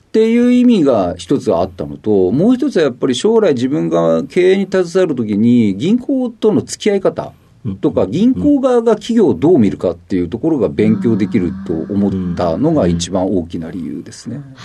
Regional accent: Tokyo, Japan; 出身は東京都新宿区になります

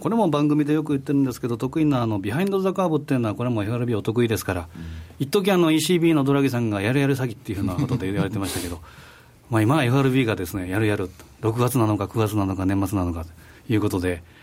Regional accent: Osaka, Japan; moved away; 私のふるさと、西山さんもふるさとでも、まあ 大阪

